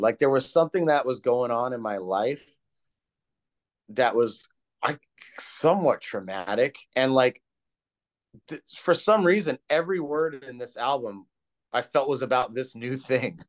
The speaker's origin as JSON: {"language": "English", "region": "California", "country": "United States", "said": "I'm from California"}